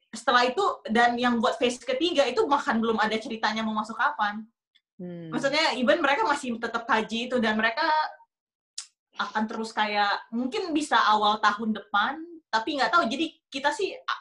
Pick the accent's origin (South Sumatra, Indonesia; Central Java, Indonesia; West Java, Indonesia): South Sumatra, Indonesia; Palembang; now in New York, United States; Kalau gue kan orang Palembang